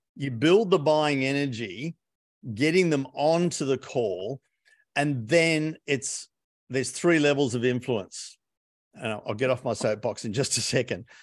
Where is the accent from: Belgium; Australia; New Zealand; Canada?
Australia; Being an Aussie